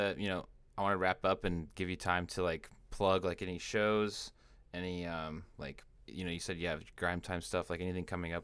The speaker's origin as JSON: {"language": "English", "region": "Washington", "country": "United States", "moved": "as an adult", "lives_now": "California, United States", "said": "I'm from Washington State, actually."}